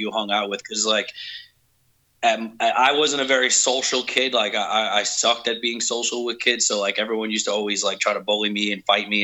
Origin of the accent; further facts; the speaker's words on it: New York City, New York, United States; moved away; I originally grew up in New York City in a shitty little place called Staten Island